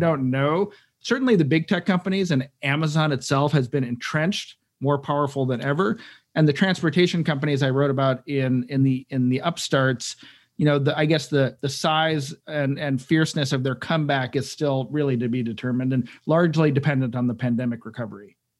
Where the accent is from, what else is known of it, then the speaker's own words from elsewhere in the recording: Cleveland, Ohio, United States; I'm from Cleveland, Ohio.